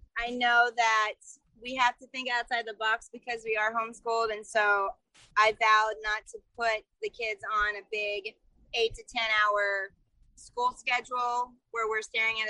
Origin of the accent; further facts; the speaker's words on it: Alexandria, Virginia, United States; also born or lived in Japan; So, I grew up in Alexandria, Virginia